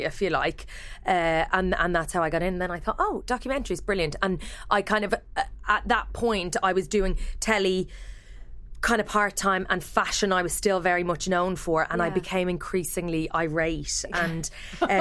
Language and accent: English; Ireland; moved away as an adult; now in United Kingdom; as Irish people